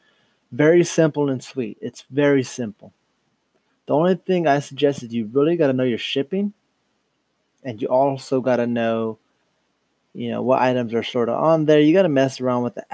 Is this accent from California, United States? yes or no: yes; Dos Palos, California, United States; from Dos Palos, California. Grown and raised